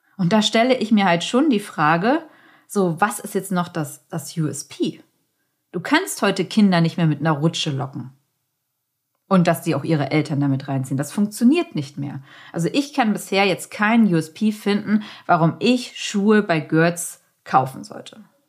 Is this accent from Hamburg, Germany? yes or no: yes; Hamburg, Germany; Als Hamburgerin